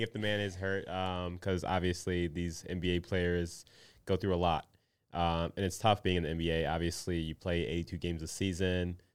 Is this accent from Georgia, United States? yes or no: no; Minnesota, United States; a Minnesotan